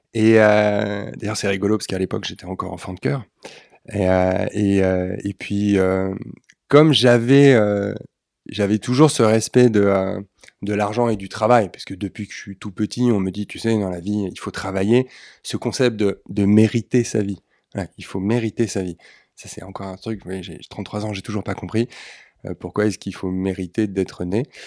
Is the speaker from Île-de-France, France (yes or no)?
yes; Neuilly-sur-Seine, Île-de-France, France; also born or lived in Austria; je suis né à Neuilly-sur-Seine. J'ai vécu toute mon enfance dans les quartiers cossus de, de l'Ouest parisien